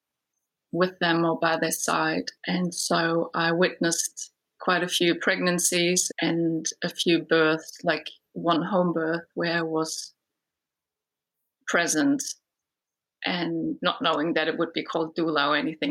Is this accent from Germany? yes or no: yes; Germany; moved away as an adult; now in New Zealand; I live in New Zealand, but I was originally born and raised in Germany